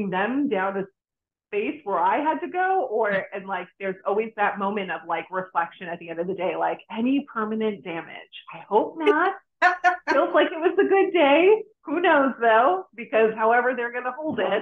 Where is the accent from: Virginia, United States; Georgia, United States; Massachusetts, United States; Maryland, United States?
Massachusetts, United States; Boston; now in Florida, United States; I moved to Florida from Boston. I originally am from Boston